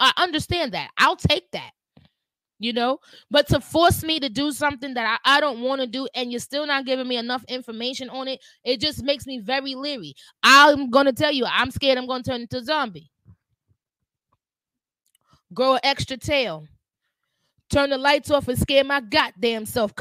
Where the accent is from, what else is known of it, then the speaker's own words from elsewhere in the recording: New York City, New York, United States; I'm a New Yorker